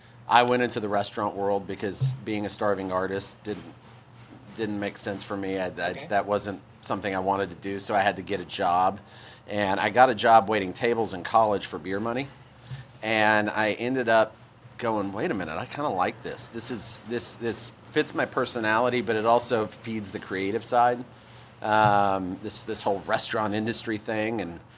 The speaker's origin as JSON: {"language": "English", "town": "Houston", "region": "Texas", "country": "United States", "tie": "born or raised there", "also_born_or_lived": "New Mexico / Dallas", "said": "I was born in New Mexico. All my family is out on the West Coast, but I went to high school in Houston, moved to Houston for high school, and then college in Dallas at SMU"}